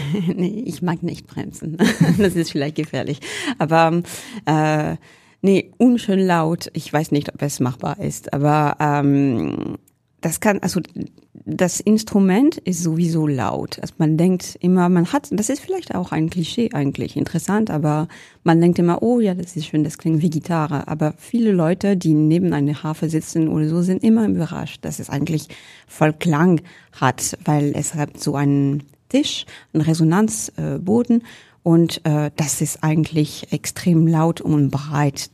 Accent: Orléans, Centre-Val de Loire, France; German is a second language; now in Hamburg, Germany; ich bin zwar in Orléans geboren

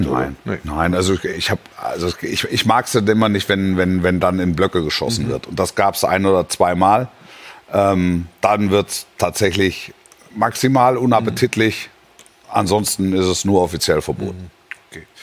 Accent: Greater Stuttgart area, Baden-Württemberg, Germany; moved away; also born or lived in Nürtingen; ich bin ja in, im Großraum Stuttgart groß geworden, habe da meine, ne? meine, meine, Schulzeit verbracht am Fuße der Schwäbischen Alb

